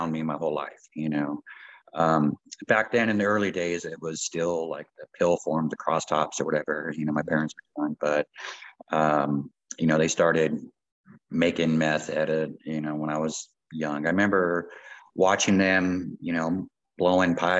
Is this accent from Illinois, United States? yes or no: no; right outside of Los Angeles, Southern California, United States; moved away as an adult; also born or lived in Calgary, Canada; now in Canada; born and raised in Southern California, basically LA, right outside